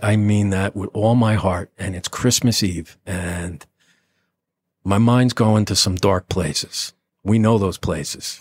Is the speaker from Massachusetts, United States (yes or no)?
no; Nutley, New Jersey, United States; I'm a nobody from Nutley